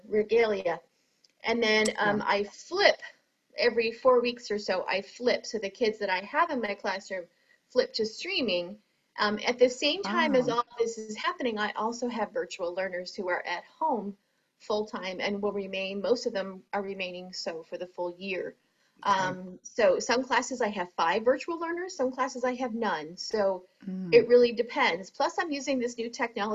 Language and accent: English; Maine, United States; moved away as an adult; I'm originally from Maine, and then moved down here about 23 years ago for the current job that I have